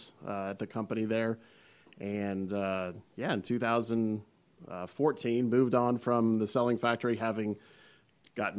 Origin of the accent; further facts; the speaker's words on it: South Florida, United States; also born or lived in Gainesville, Florida; I grew up in South Florida